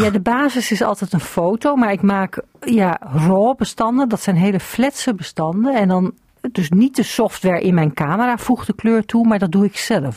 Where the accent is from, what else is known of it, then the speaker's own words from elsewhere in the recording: the West, western Netherlands, Netherlands; also born or lived in Emmen; now in Nieuw-Schoonebeek, Netherlands; Ik kom uit Westen. Ik ben import